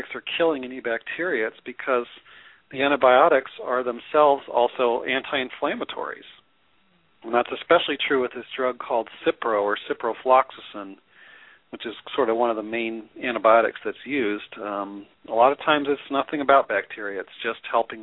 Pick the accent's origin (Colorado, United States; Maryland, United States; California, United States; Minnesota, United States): Colorado, United States; Denver; I'm also actually grew up in Denver